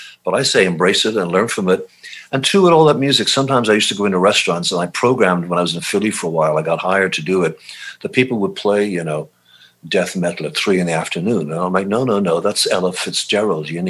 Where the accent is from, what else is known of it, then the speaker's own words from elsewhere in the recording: Ireland; moved away as an adult; also born or lived in London, United Kingdom; now in United States; growing up in Ireland listening to blues